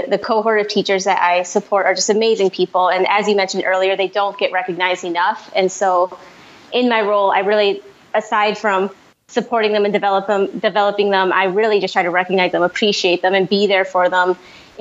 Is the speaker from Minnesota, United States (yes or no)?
yes; St. Paul, Minnesota, United States; moved away; also born or lived in Miami-Dade County; I grew up in Minnesota, St. Paul, Minnesota.